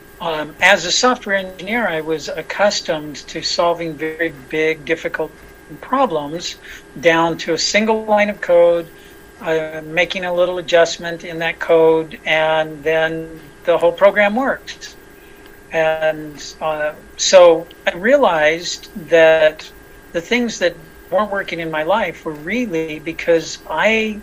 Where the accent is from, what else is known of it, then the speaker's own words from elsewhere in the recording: Los Angeles, California, United States; I was born in Hollywood, California